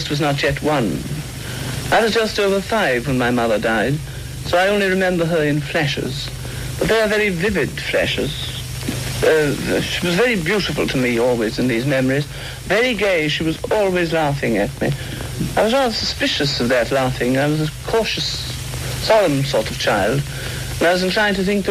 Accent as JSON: {"language": "English", "town": "Limerick", "region": "Munster", "country": "Ireland", "tie": "born or raised there", "said": "I was born in Limerick a long time ago"}